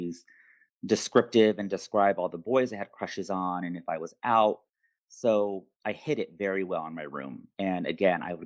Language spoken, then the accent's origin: English; Southwest, United States; I'm originally from the Southwest